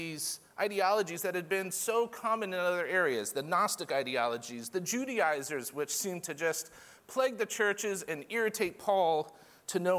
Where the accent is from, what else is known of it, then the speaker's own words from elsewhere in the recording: Florida, United States; I'm from Florida